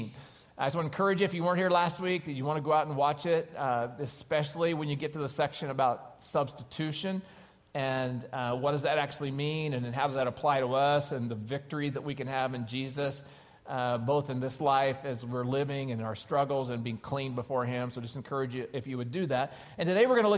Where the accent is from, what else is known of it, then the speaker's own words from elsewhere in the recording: Oklahoma, United States; now in California, United States; I grew up in Oklahoma